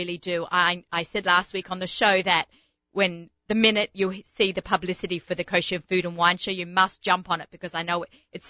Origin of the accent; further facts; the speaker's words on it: Australia; moved away; Being an Australian, we grew up in a lot of tropical fruits